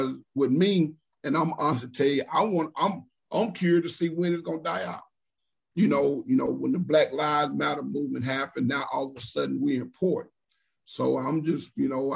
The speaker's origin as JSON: {"language": "English", "town": "Jackson", "region": "Mississippi", "country": "United States", "tie": "born or raised there", "also_born_or_lived": "Alabama / Texas / Florida / Louisiana", "moved": "as an adult", "said": "I'm originally born and raised in Jackson, Mississippi"}